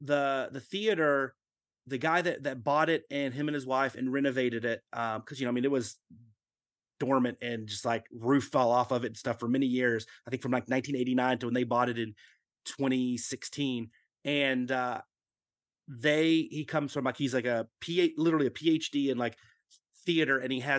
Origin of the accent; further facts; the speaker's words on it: Dallas, Texas, United States; in growing up in Dallas-Fort Worth, yeah, there might have been some every now and then a showing of a Godzilla film